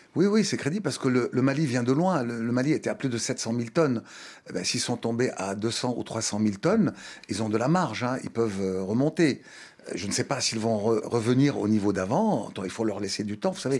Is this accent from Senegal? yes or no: yes; Thiès, Senegal; moved away; also born or lived in Dakar; Je suis né à Dakar, mais mes parents ont vécu à Thiès. Moi-même, j'ai vécu 18 ans à Thiès.